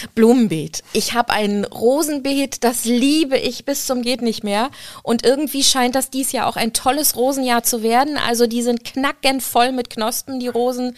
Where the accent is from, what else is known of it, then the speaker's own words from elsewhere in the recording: Rostock, Mecklenburg-Vorpommern, Germany; ich bin in Rostock groß geworden